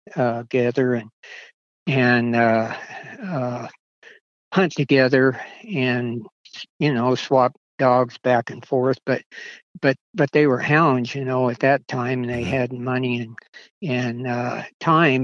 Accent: Oregon, United States; moved away as an adult; also born or lived in California; now in Nevada, United States; I was born in California, and uh, I I was actually raised uh, in Oregon

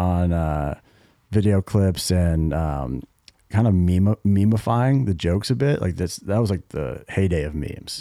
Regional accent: Greenwich, Connecticut, United States; we're from Connecticut, town called Greenwich, Connecticut

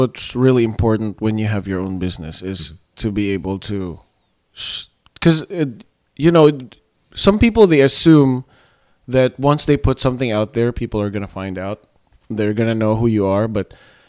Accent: Philippines; And of course, as a Filipino, I looked up the white people who are in the industry

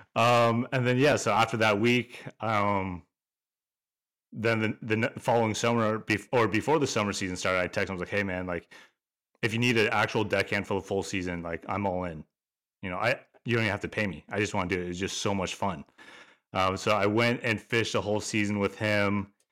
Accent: Alaska, United States; born and raised in Alaska

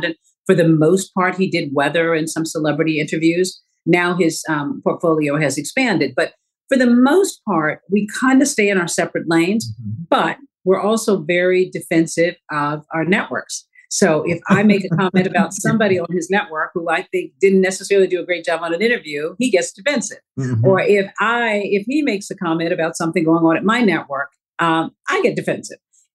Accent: the South, United States; I grew up in the South

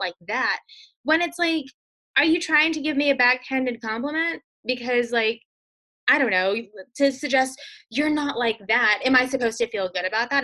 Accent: Mississippi, United States; I grew up in Mississippi

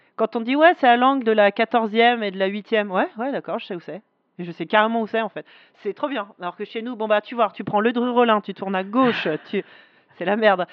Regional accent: Paris, Île-de-France, France; Les, Parisiens, on a cette image de ah, on n'est pas sympa et tout

